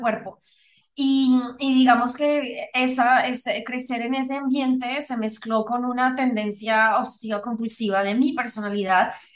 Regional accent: Colombia; yo soy originalmente de Colombia

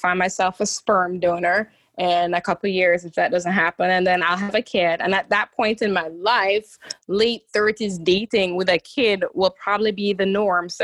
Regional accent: Jamaica; moved away as an adult; now in Florida, United States; all my past is in Jamaica. Remember, I'm an immigrant recent.

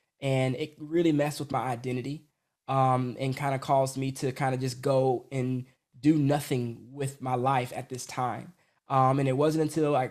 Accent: Atlanta, Georgia, United States; I was born in Atlanta, Georgia, to a, what I call it, basically semi-Christian, you know, parents

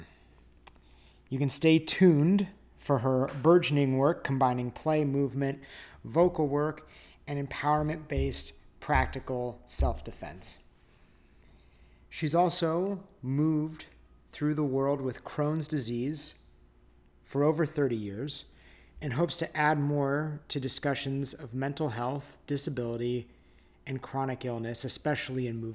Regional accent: California, United States; moved away; also born or lived in New York / Colorado; I was born in Southern California. And then I grew up in Tahoe

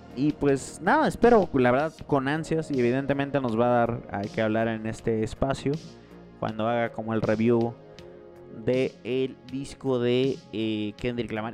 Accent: Morelos, Mexico; Morelos, que es donde, de donde yo soy, de un pequeño pueblo de Morelos

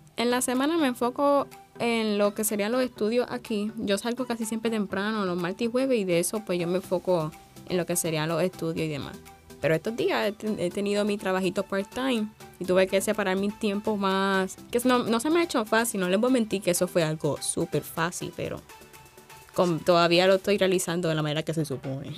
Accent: Sabana Grande, Puerto Rico; yo soy de Sabana Grande, Puerto Rico

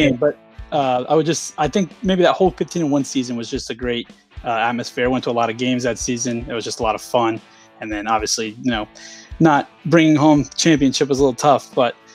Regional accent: Charlotte, North Carolina, United States; I was born and raised in Charlotte, North Carolina.

